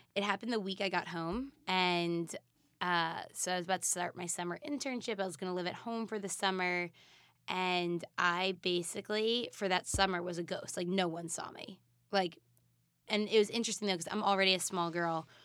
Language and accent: English; East Coast, United States; I'm from the East Coast.